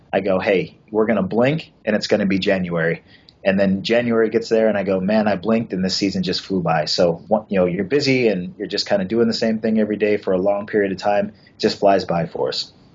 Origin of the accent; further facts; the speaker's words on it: Washington, United States; I went to a high school where it was uh, you know 2,400 kids, and that was three levels. We were one of the largest high schools uh, in the state of Washington at the time